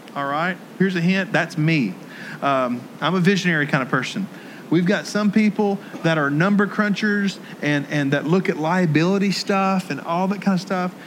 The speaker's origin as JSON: {"language": "English", "town": "Jackson", "region": "Tennessee", "country": "United States", "tie": "born or raised there", "moved": "yes", "said": "my hometown of Jackson, Tennessee"}